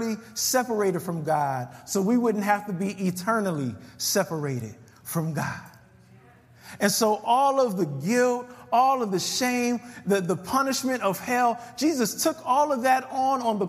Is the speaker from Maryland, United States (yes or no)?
no; California, United States; now in Chicago, United States; I'm from Cali